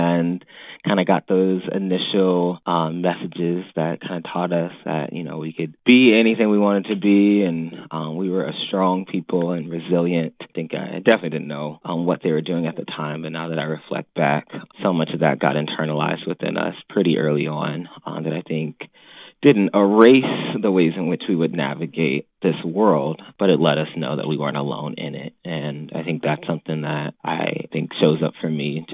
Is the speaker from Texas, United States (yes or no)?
no; Chicago, Illinois, United States; I was raised here in Chicago